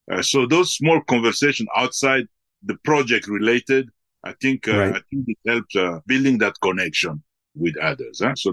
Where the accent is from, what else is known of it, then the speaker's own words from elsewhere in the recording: DR Congo; also born or lived in Belgium; I was born in the Congo and then we live partly in Belgium and then in the Congo. And then uh, from there, uh, even within Africa, we have traveled in some places.